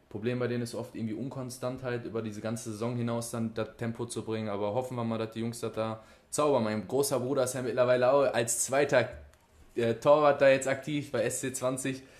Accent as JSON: {"language": "German", "town": "Oberhausen", "region": "North Rhine-Westphalia", "country": "Germany", "said": "Altstaden, ich komme ja aus der Ecke da auch irgendwo her"}